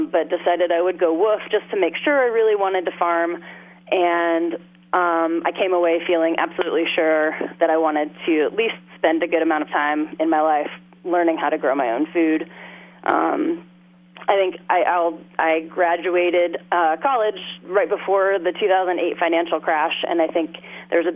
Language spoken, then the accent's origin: English; Oklahoma, United States; also born or lived in Massachusetts / New York; now in Alaska, United States; I grew up in Oklahoma, sort of surrounded by agriculture